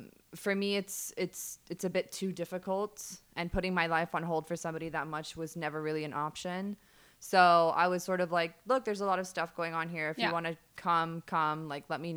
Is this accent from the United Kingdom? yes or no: no; Dubai, United Arab Emirates; I grew up in Dubai, OG Dubai girl